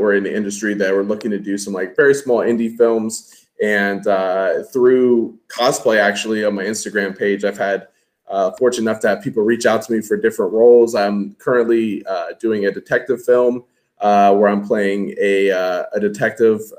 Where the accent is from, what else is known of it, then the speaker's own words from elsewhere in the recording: Washington, District of Columbia, United States; also born or lived in North Carolina; now in Virginia, United States; I am from the Washington, D.C. area. I live in Virginia, just south of D.C.